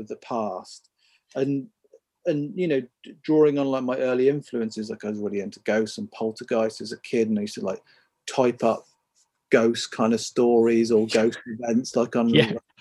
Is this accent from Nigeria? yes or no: no; Midlands, United Kingdom; I grew up in the Midlands, like in a small town nearish the countryside.